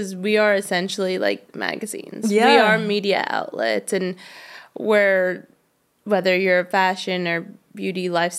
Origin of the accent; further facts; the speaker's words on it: New York, United States; And then I'm from New York originally, and I went to college in Pennsylvania, though I like wanted to get out of New York